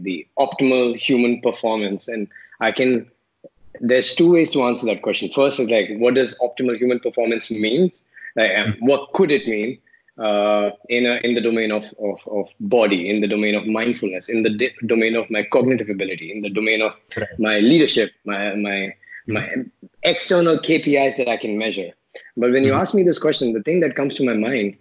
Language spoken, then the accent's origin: English; Delhi, India; moved away as an adult; also born or lived in Chandigarh / Mumbai / Philippines / Kuala Lumpur; I grew up in Delhi